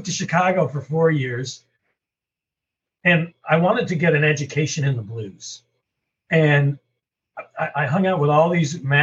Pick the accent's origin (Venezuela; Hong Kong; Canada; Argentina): Canada; moved away; also born or lived in St. Louis; I'm from Canada originally